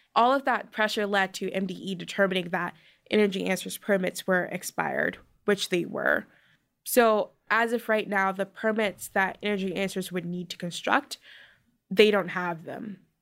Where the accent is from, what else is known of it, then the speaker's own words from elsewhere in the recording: Baltimore, Maryland, United States; I'm from Curtis Bay, which is a small community in Baltimore